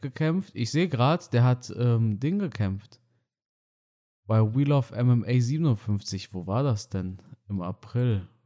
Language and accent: German; Romania; moved away; meinem Heimatdorf in Rumänien